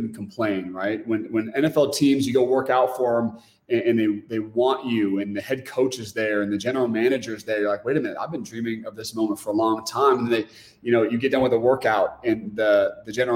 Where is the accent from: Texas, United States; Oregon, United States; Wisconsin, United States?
Oregon, United States; moved away as an adult; we're from Oregon.